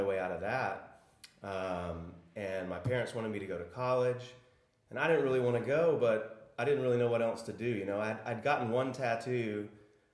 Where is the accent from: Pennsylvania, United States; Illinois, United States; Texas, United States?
Texas, United States; Arlington; also born or lived in Austin, Texas / Prague; I'm from Arlington, Texas, which is a suburb of Dallas